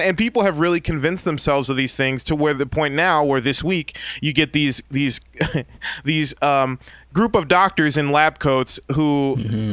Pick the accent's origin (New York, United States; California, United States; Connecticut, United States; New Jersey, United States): California, United States; San Bernardino; I grew up in San Bernardino out in the Inland mm. Empire 909.